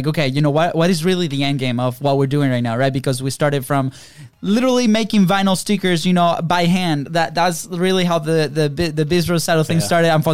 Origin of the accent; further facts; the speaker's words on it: Venezuela; moved away; we come from Venezuela.